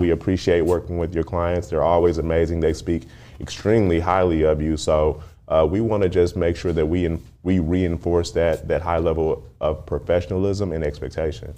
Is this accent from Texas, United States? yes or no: yes; Dallas, Texas, United States; I grew up in Dallas, when I, it was a smaller city, smaller mindset